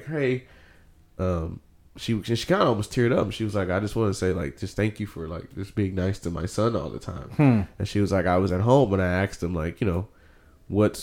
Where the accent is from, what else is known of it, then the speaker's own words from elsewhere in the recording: Houston, Texas, United States; I'm from Houston